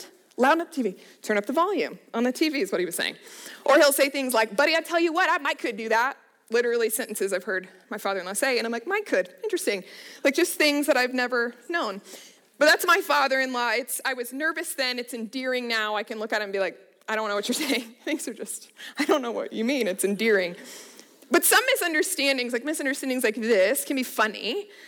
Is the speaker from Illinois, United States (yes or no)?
no; Littleton, Colorado, United States; I'm originally from Colorado, so I grew up in the Littleton area